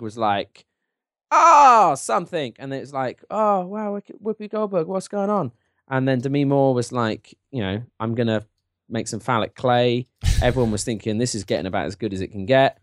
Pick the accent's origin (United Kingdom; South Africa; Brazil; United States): United Kingdom; England; my, uh, my, uh, English, uh, heritage